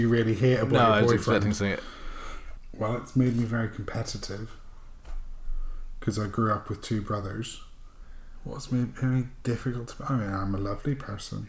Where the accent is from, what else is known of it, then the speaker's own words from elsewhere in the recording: Northern Ireland, United Kingdom; moved away as an adult; now in London, United Kingdom; growing up in Northern Ireland during the Troubles